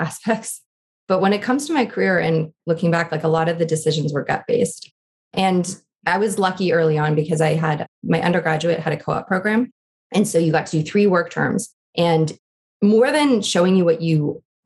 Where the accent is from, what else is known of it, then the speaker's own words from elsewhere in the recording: Canada; moved away as an adult; also born or lived in Mumbai, India; now in United States; I'm Canadian